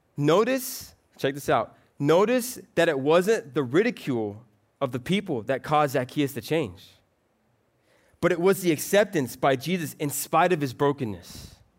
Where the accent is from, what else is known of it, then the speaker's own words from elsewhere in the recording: Florida, United States; I'm actually from Florida